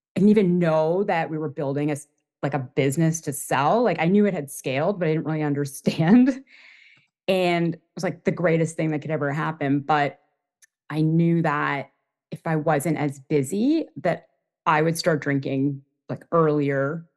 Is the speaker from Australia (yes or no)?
no; Toronto, Ontario, Canada; moved away as an adult; also born or lived in Boston / New York; I grew up in Toronto, Canada, and I moved to Boston when I was around twenty for school, um, and I stayed.